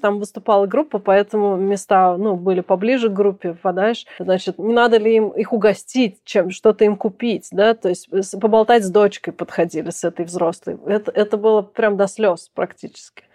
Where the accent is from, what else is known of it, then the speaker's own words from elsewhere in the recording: Kazan, Tatarstan, Russia; moved away; мы гуляли в Казани в моем родном городе, а я уже там давно не живу